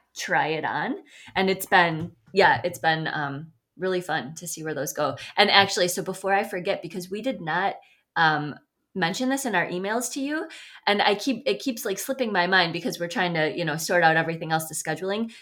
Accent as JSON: {"language": "English", "region": "Midwest", "country": "United States", "lives_now": "Sun Prairie, United States", "said": "as a Midwesterner"}